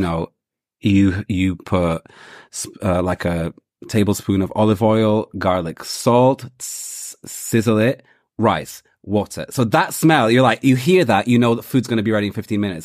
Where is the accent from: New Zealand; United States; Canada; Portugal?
Portugal; now in London, United Kingdom; growing up in Portugal, rice and beans wasn't such a thing, but we were still a Brazilian household.